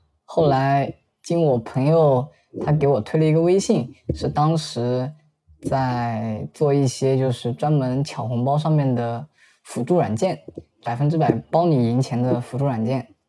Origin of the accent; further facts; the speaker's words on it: Zhejiang, China; 我今年二十岁，我是浙江人，目前从事是销售职业。